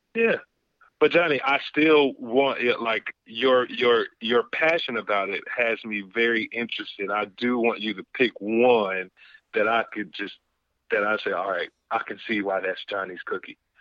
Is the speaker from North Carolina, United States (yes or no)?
yes; North Carolina, United States; I am from North Carolina. I am from, I guess you would consider the the country